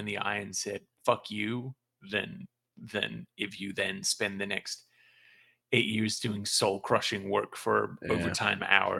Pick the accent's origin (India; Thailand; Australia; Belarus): Australia; accent: Australian; moved away as an adult; now in United States; Sorry, that might have been my Australian accent.